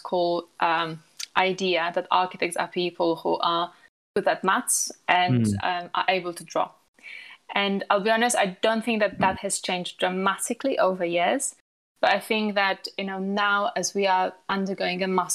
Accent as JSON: {"language": "English", "country": "Poland", "tie": "born or raised there", "moved": "yes", "said": "I was born in Poland and graduated from architecture in Poland"}